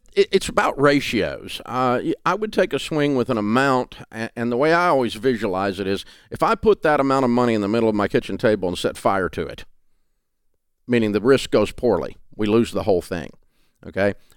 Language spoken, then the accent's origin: English; the South, United States; accent: Southern